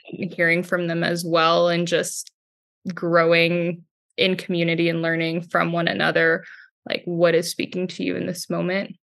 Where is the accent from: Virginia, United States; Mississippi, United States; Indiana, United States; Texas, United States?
Texas, United States; Houston; From Houston, Texas, I'm a full-time Catholic artist and illustrator.